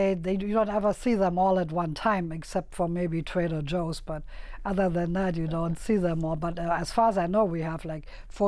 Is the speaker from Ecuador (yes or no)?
no; Berlin, Germany; now in Las Vegas, United States; I'm from Berlin.